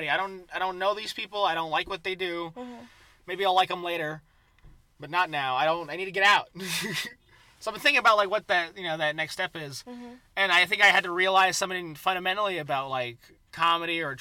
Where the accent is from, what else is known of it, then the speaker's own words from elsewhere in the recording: Redlands, California, United States; I grew up in Redlands, California